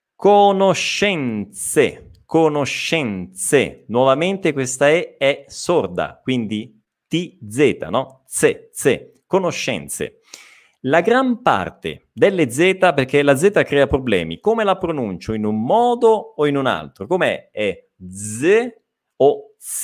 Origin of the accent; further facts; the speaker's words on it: Italy; accent: Italian; avrò il mio accento italiano